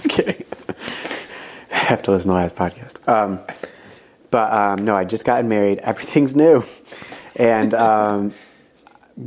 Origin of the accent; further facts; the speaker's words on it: United States; I'm an American